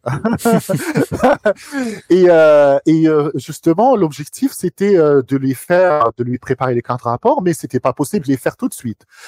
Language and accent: French; Algiers, Algiers Province, Algeria; moved away as an adult; now in France; j'ai grandi à Alger. Ok. Euh, je suis d'originaire d'Alger